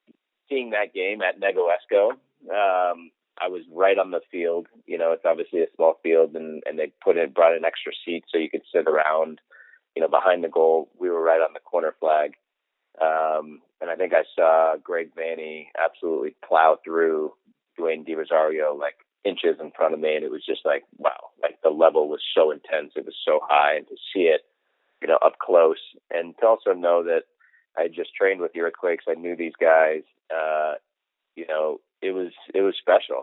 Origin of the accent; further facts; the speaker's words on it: Colorado, United States; my hometown in Colorado